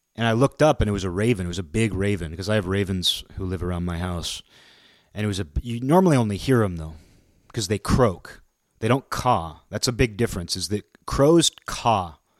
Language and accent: English; Pacific Northwest, United States; where I grew up in the Pacific Northwest